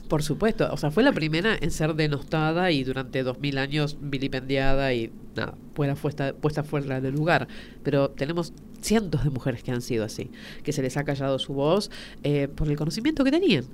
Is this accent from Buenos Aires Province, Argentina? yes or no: no; Tucumán, Argentina; also born or lived in Buenos Aires; yo nací en Buenos Aires, pero me fui a vivir a Tucumán